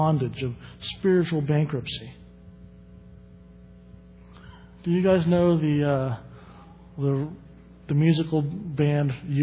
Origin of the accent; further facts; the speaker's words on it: the South, United States; growing up in the South